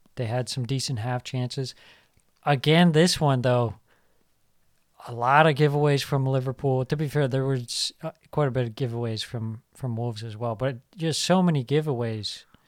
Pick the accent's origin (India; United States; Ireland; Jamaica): Ireland; I say this as an Irishman